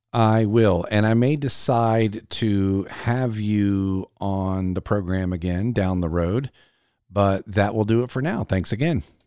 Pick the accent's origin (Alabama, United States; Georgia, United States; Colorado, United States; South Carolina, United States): South Carolina, United States; my home state of South Carolina